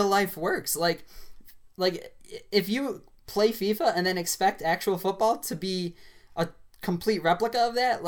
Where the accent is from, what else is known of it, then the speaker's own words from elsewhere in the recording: United States; an American